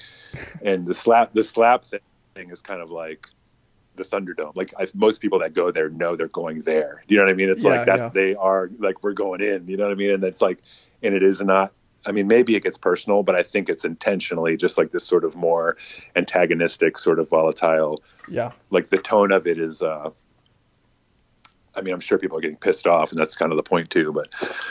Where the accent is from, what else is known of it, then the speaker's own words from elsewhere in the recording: the South, United States; Growing up in the South and like family in Charleston